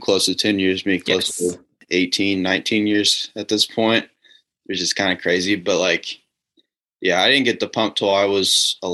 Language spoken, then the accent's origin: English; Noblesville, Indiana, United States; I grew up in Noblesville, Indiana